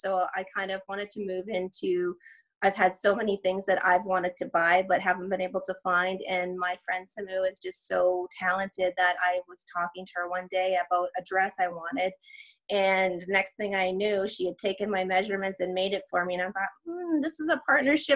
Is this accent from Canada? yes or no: yes; Edmonton, Alberta, Canada; I am Canadian. I'm from Edmonton, Alberta.